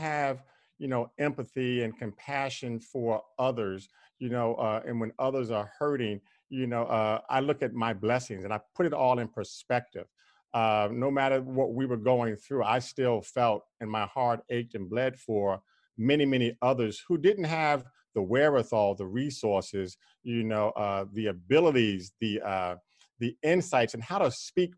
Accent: New York City, New York, United States; I'm from Queens, New York, but I'm from a section of Queens, New York called Corona

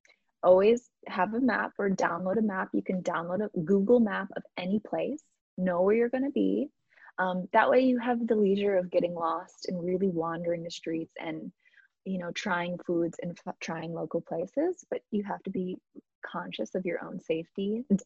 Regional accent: Midwest, United States; The truth is we consume, at least in the US, I grew up in the Midwest. Maybe I can only speak to Midwest, and I can only really speak to my family and myself.

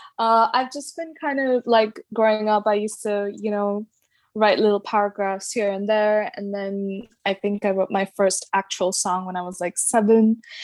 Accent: Dubai, United Arab Emirates; also born or lived in Mangalore, India; now in London, United Kingdom; Yeah, I'm from Mangalore, India. That's with an M. And I grew up in Dubai, and now I'm currently based in London.

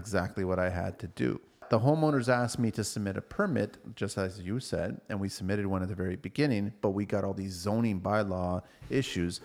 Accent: Toronto, Ontario, Canada; we're from Toronto

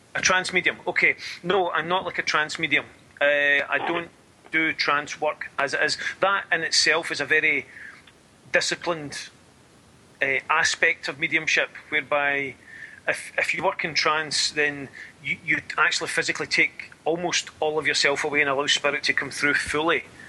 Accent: Scotland, United Kingdom; I'm Scottish

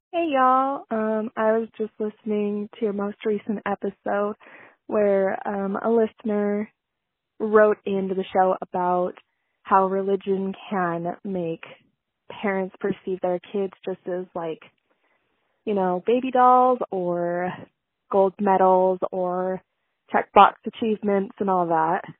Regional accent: Utah, United States; I'm from Utah too

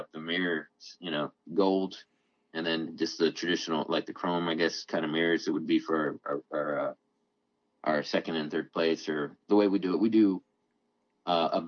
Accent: Denton, Texas, United States; it's back in Denton again, my hometown

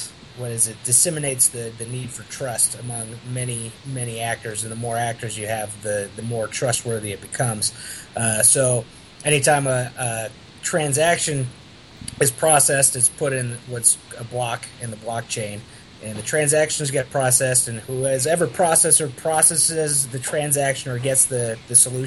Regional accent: Fort Worth, Texas, United States; now in Lubbock, United States; I'm from Fort Worth, Texas. I currently live in Lubbock.

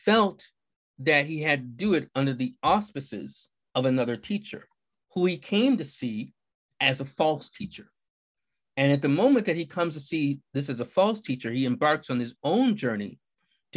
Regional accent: Buffalo, New York, United States; moved away as an adult; also born or lived in Philadelphia / Newark / Brooklyn; I'm from Buffalo, New York, and I have lived in Philadelphia. I've lived in Newark. I lived in Brooklyn

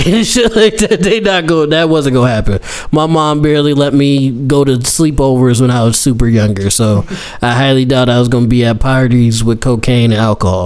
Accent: Buffalo, New York, United States; we're from Buffalo

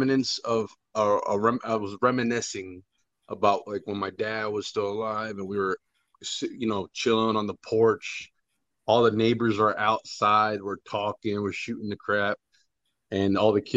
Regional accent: New Jersey, United States; moved away; I'm from Jersey

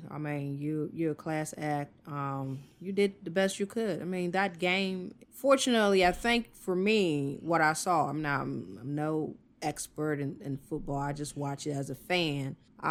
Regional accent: South Carolina, United States; moved away; my home state, South Carolina.

